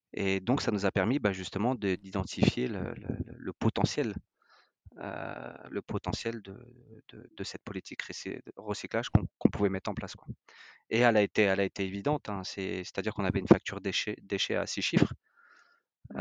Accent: France; on est français, on est des latins

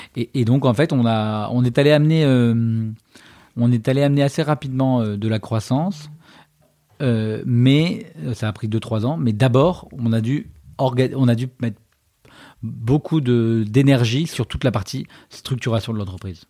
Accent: Paris, Île-de-France, France; also born or lived in China / London; Je suis né à Paris

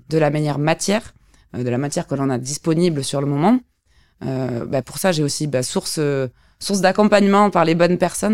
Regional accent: Montpellier, Occitania, France; je suis une sudiste, une vraie. Je suis de Montpellier, d'un petit village à côté, je dirais même

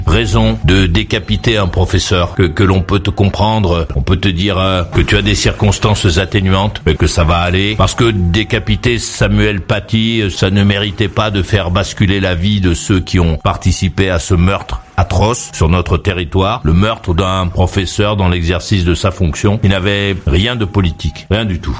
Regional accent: France; Chez nous, en France

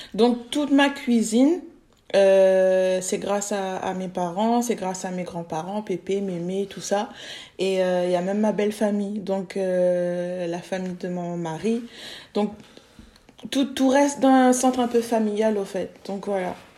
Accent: Réunion; now in Bordeaux, France; je suis réunionnaise de base.

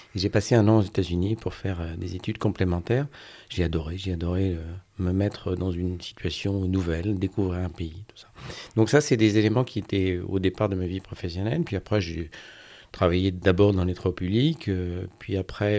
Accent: Brest, Brittany, France; also born or lived in Côtes-d'Armor; now in Gulf of Morbihan, France; Alors je suis breton, je suis euh, breton de plein d'endroits, de, Brest où j'ai passé mon enfance

